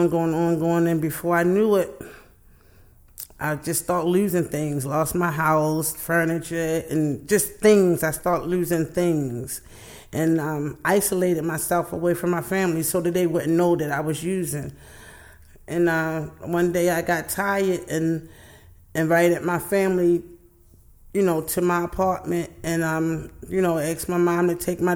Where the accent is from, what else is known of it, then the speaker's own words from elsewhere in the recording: Baltimore, Maryland, United States; I grew up in East Baltimore. That's where I'm from.